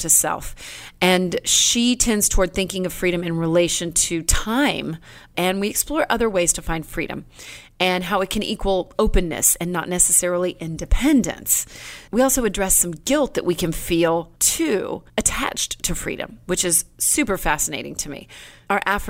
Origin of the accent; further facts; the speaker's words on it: Killeen, Texas, United States; I grew up in Killeen in an army town